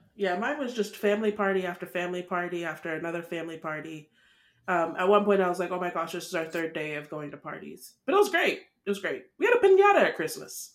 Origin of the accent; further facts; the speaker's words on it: Nigeria; we're Nigerian